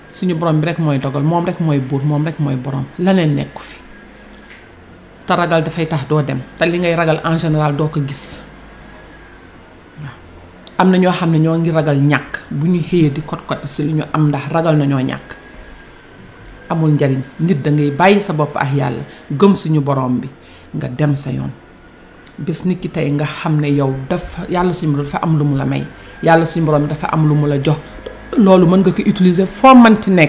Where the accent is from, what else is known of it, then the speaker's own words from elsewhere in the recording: Senegal; man en tant que sénégalais